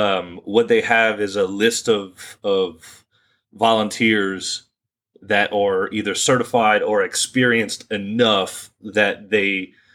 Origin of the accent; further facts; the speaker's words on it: Ville Platte, Louisiana, United States; also born or lived in Opelousas / Lafayette; born and raised in Ville Platte, but currently a senior at UL, majoring in accounting. Even though I am 33 years old, I was for 10 years a professional firefighter with the city of Opelousas.